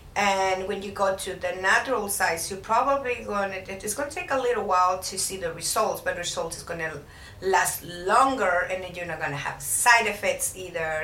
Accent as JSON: {"language": "English", "region": "Puebla", "country": "Mexico", "moved": "yes", "lives_now": "Houston, United States", "said": "I'm from Puebla, Mexico"}